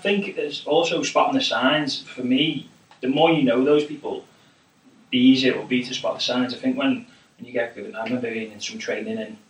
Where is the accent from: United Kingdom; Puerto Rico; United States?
United Kingdom; I'm British